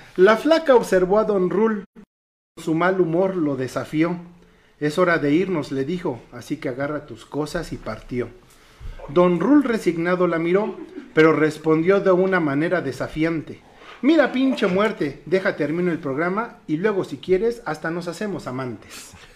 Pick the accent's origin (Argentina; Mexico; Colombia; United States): Mexico; Como mexicanos, obviamente nuestras tradiciones son invaluables